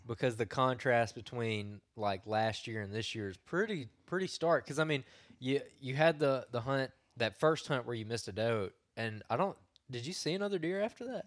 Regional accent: Cahaba River, Alabama, United States; I grew up on the Cahaba also

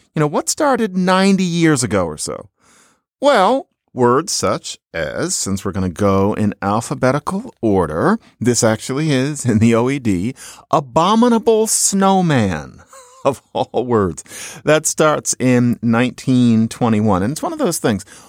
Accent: Philadelphia, Pennsylvania, United States; Growing up in Philadelphia in the seventies

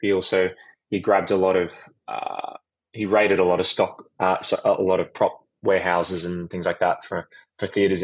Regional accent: Sydney, New South Wales, Australia; moved away as an adult; I grew up in Sydney.

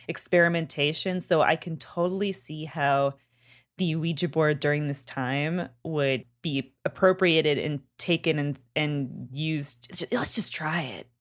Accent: Canada; moved away; I'm from Canada and we learn French all throughout our childhoods and into high school

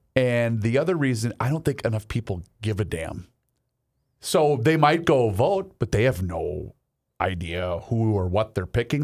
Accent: Faribault, Minnesota, United States; moved away; when I was growing up in Faribault

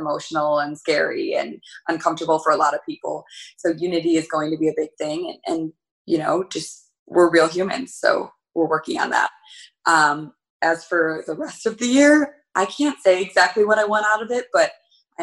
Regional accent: Elk Grove, California, United States; I grew up in Elk Grove

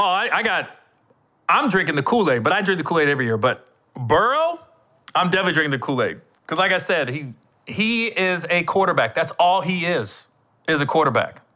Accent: Cincinnati, Ohio, United States; I'm from Cincinnati

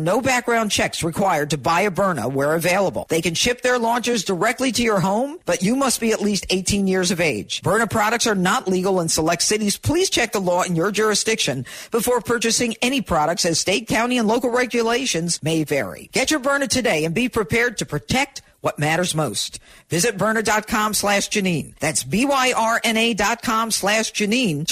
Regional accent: Elmira, New York, United States; I grew up in Elmira, New York. It's an upstate town

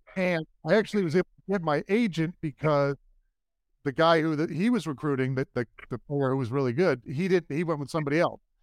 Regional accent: New York City, New York, United States; I'm originally from Brooklyn, New York. My family's from New York, and we grew up Jets fans.

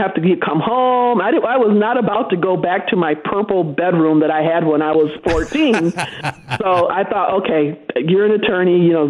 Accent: St. Joseph, Michigan, United States; I started in my childhood was in St. Joseph. Then as an adult, I lived in the Grand Rapids area.

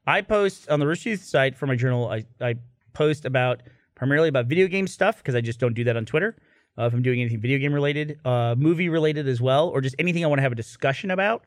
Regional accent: Houston, Texas, United States; I grew up in Houston, which is a huge Baptist

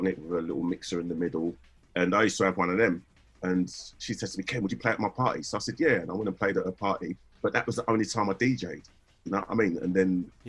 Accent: Bethnal Green, London, United Kingdom; because I come from Bethnal Green, like Hackney

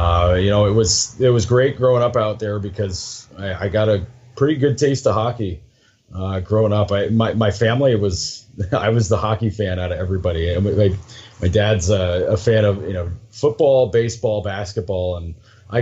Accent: Waterford, New York, United States; moved away as an adult; now in Buffalo, United States; I'm from the Albany area, to be more specific, a town called Waterford

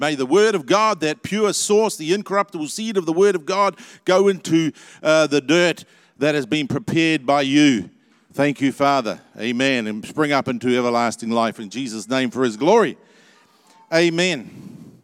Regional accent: New Zealand; I hope I'm a New Zealander

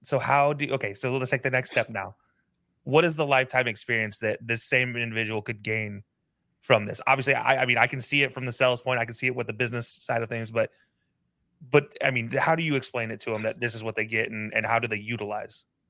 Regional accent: Utah, United States; I lived growing up in Utah

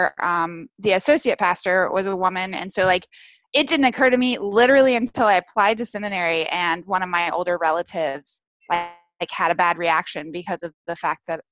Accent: the South, United States; growing up in the South

